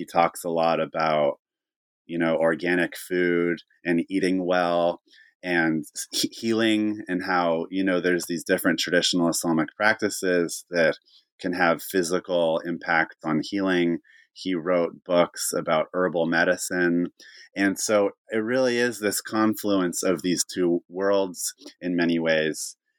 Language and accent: English; California, United States; I'm from Northern California, so I kind of just embrace this in a certain regard about where I come from.